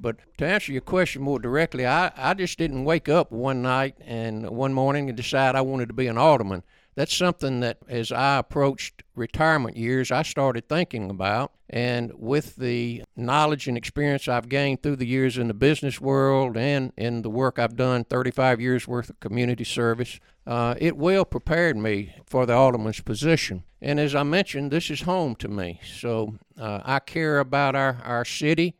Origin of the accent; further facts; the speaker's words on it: Hernando, Mississippi, United States; I was born right here in Hernando on the square